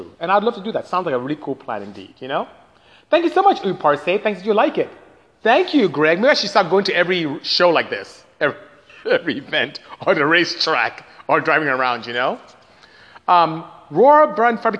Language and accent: English; Nigeria; moved away; I am Nigerian, so I speak Igbo and English and Patois, which is what you may know here, but back home is broken English